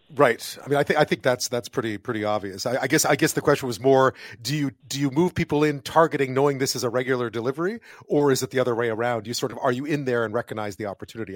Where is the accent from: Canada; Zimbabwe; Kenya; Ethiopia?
Canada; Montreal, Quebec; now in Toronto, Canada; I grew up in Montreal